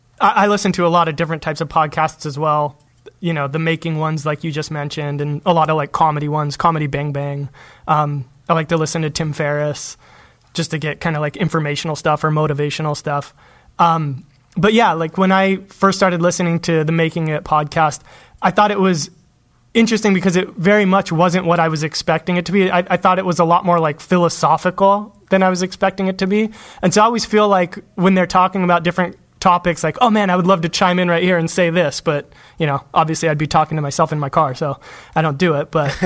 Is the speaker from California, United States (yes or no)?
yes; Los Angeles, California, United States; Los Angeles.